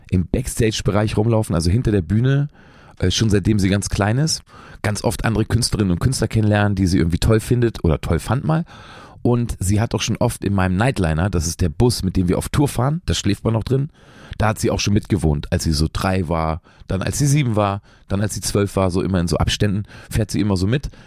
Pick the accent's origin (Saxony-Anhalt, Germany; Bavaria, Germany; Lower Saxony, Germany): Lower Saxony, Germany; ich spiele manchmal ja Konzerte in meiner alten Heimat. Braunschweig ist die nächstgrößere Stadt, so, die liegt so zwischen Berlin und Hannover.